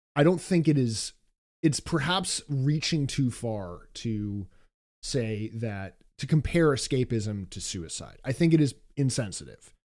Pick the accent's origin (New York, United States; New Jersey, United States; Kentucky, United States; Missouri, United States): New York, United States; New York City; being a New Yorker